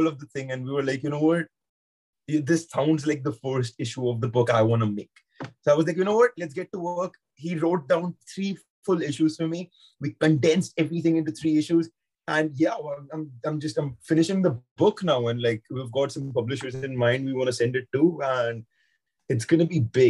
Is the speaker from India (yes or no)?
yes; India; now in London, United Kingdom; So I'm from India, but I'm in London at the moment